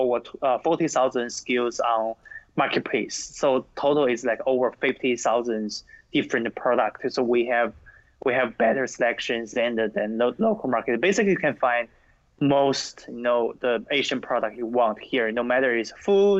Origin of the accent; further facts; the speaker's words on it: China; now in United States; I grew up in China